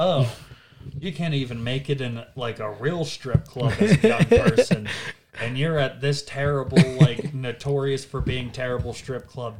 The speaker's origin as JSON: {"language": "English", "town": "Butler", "region": "Pennsylvania", "country": "United States", "also_born_or_lived": "Pittsburgh, Pennsylvania", "moved": "yes", "said": "I am from Butler, Pennsylvania, which is like an hour away from Pittsburgh. And I even lived in Pittsburgh for 3 years"}